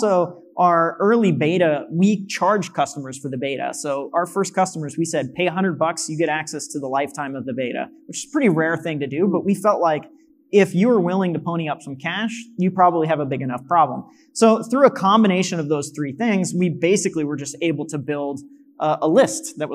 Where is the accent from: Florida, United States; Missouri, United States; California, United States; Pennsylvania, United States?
Missouri, United States; moved away as an adult; we're in the middle of Missouri, which I love my hometown